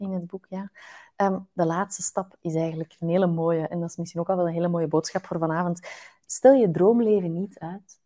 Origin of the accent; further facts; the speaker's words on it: Flanders, Belgium; In Vlaanderen hebben we het ook nogal graag normaal